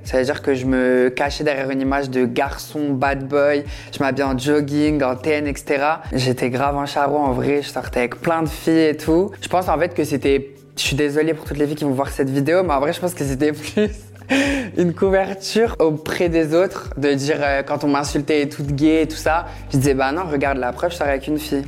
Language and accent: French; Metz, Grand Est, France; je viens de Metz